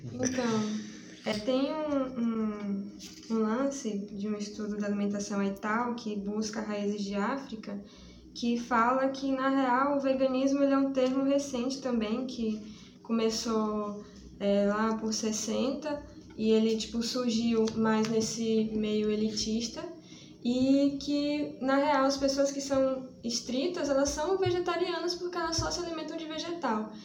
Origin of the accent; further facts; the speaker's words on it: interior of Bahia, Brazil; now in Salvador, Brazil; eu sou do interior da Bahia, eu moro em Salvador, mas sou do interior da Bahia